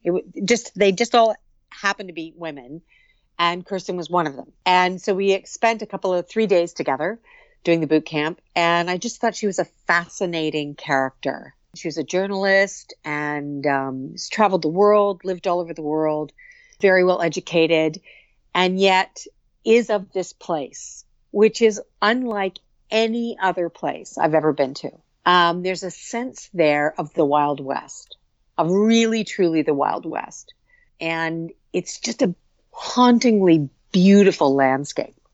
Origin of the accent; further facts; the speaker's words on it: Muskoka, Ontario, Canada; I grew up in Muskoka, on Lake